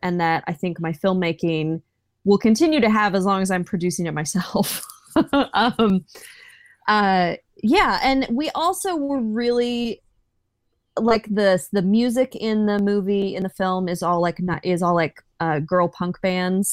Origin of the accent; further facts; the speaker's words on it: Texas, United States; I live in Texas. I'm from Texas, from the Bible Belt